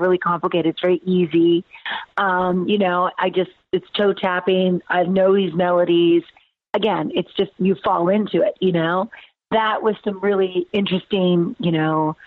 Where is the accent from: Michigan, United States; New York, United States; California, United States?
California, United States; also born or lived in United Kingdom; now in Nashville, United States; I'm from California originally.